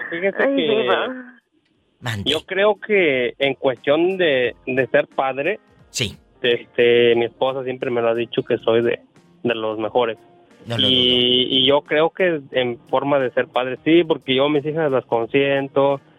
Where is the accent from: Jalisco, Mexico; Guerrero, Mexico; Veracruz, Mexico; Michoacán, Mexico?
Veracruz, Mexico; Martínez de la Torre; now in Montreal, Canada; De, Montreal, Canadá. … soy originario de Martínez de la Torre, Veracruz.